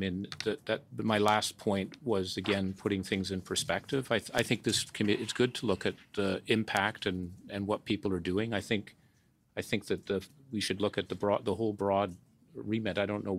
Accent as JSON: {"language": "English", "country": "Canada", "said": "And as a Canadian, I wanted to give something back."}